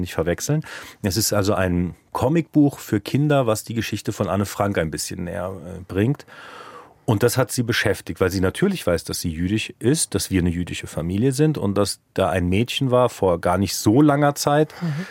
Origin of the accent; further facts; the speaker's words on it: Cologne, North Rhine-Westphalia, Germany; first language German; moved away as an adult; now in Munich, Germany; Also ich bin Kölner, weil ich in Köln geboren bin und dort fast 30 Jahre gelebt habe.